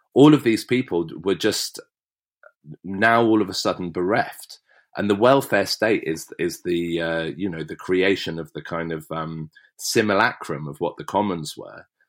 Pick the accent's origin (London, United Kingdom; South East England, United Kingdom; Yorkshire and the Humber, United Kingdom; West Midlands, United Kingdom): South East England, United Kingdom; West Berkshire; I grew up in West Berkshire and it's beautiful.